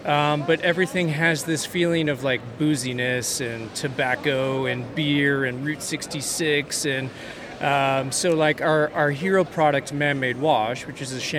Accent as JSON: {"language": "English", "town": "Austin", "region": "Texas", "country": "United States", "said": "I'm from Austin"}